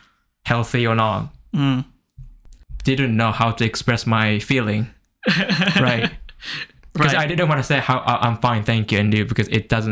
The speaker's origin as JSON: {"language": "English", "country": "Japan", "second_language": "English", "said": "We don't ask people in Japan."}